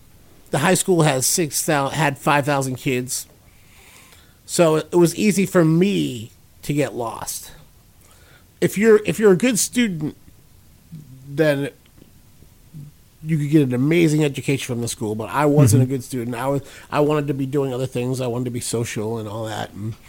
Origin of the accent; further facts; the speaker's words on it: Brockton, Massachusetts, United States; also born or lived in Sault Ste. Marie, Michigan; No, but I've been here a long time, but I was born in Michigan, but I grew up in Brockton, Massachusetts.